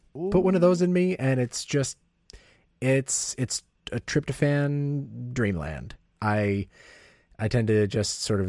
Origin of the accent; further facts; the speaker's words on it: Ohio, United States; born there; also born or lived in Coldwater, Michigan; I was born in Ohio. I don't need to explain this. I moved around a lot as a kid, but one of the towns I spent the most time in as a kid was Coldwater, Michigan.